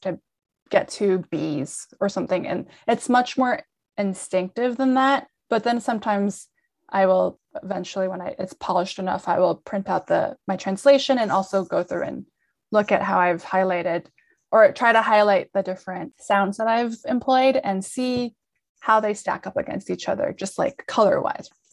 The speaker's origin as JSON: {"language": "English", "region": "New York", "country": "United States", "tie": "born or raised there", "also_born_or_lived": "Lima, Peru", "said": "I'm based in New York, uh, where I grew up."}